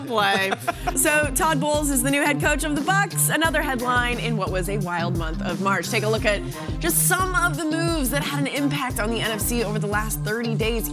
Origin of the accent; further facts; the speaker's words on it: Canada; moved away; I'm from Canada